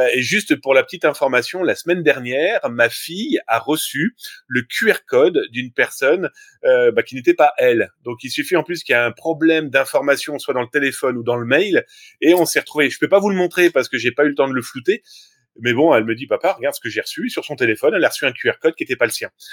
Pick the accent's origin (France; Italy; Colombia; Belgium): France